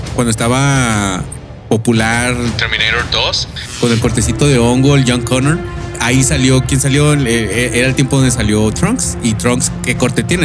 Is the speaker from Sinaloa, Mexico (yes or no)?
no; Monterrey, Nuevo León, Mexico; now in United States; yo soy de Monterrey, Nuevo León. Esta, también estoy aquí en Estados Unidos, aquí, aquí resido